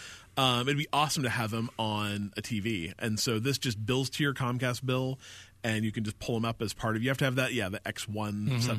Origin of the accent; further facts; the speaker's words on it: Utah, United States; When I was a kid growing up in Utah